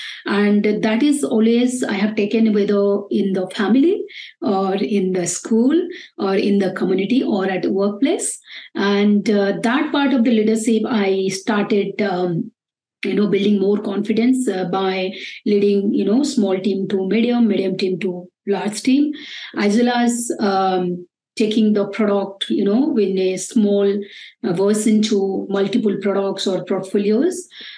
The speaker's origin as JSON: {"language": "English", "town": "Bangalore", "region": "Karnataka", "country": "India", "said": "I came from Bangalore, which is a very happening and very noisy place."}